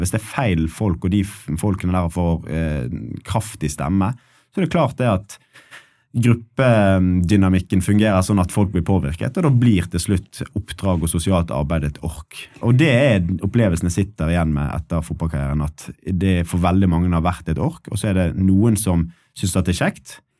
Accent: Bergen, Vestland, Norway; moved away as an adult; also born or lived in Ålesund; Jeg er bergenser

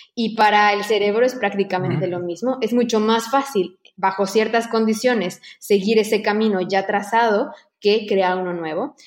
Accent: Mexico; moved away as an adult; now in Barcelona, Spain

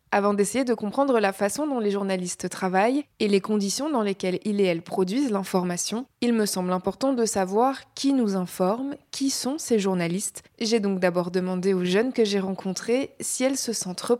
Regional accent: France; moi, je suis française, donc.

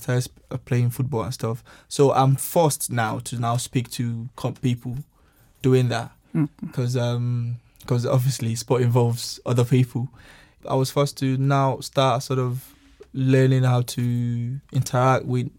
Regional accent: Nigeria; now in United Kingdom; I'm from Nigeria, and I've been in the UK for a while now.

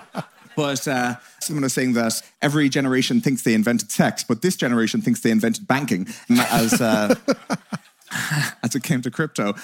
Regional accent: Ireland; two Irish hooligans

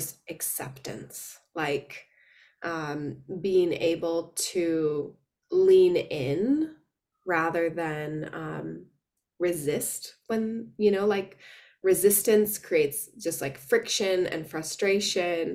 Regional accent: Wisconsin, United States; moved away as an adult; also born or lived in San Francisco; now in Sydney, Australia; I am originally from Wisconsin

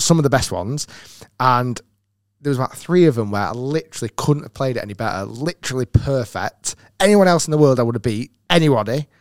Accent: United Kingdom; being a Brit as well

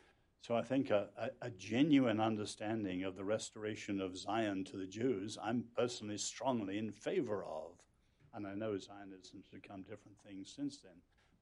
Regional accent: China; I grew up in China, which was then largely Buddhist before communists took it over in power.

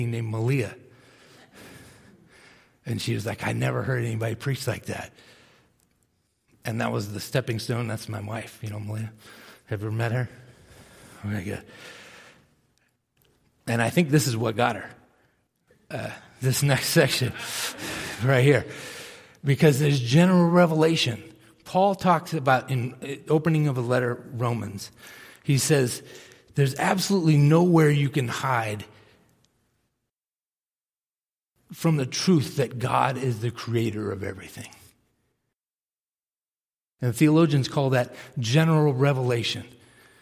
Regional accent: Millis, Massachusetts, United States; I grew up in Millis, Massachusetts, small town outside of Boston

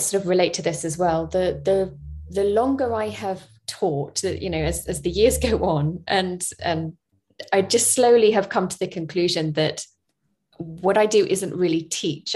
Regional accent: United Kingdom; moved away as an adult; also born or lived in Spain; I'm from the UK

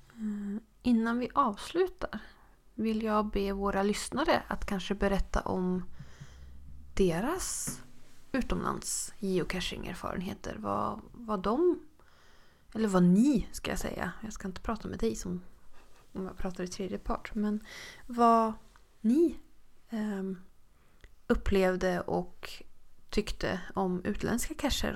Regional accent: Sweden; vi var från Sverige

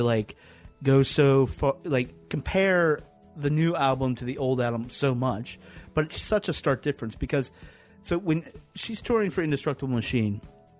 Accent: the South, United States; I grew up in the South.

